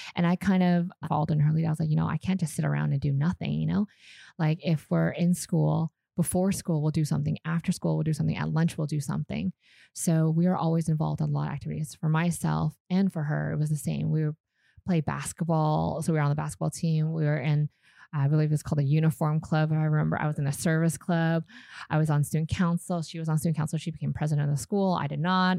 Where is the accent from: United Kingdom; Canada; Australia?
Canada; Vancouver, British Columbia; born or raised there; first language Vietnamese; English is a second language; moved away as an adult; also born or lived in Calgary, Canada; now in Vietnam